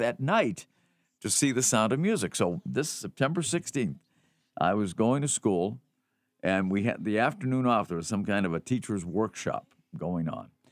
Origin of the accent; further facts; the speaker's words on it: Melrose, Massachusetts, United States; I grew up in Melrose